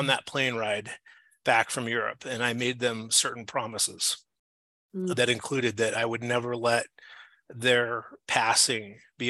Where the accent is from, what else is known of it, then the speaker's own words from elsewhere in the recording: Washington, District of Columbia, United States; also born or lived in Denver; I grew up in the Washington, D.C. area. And in 1989, I was 16 years old.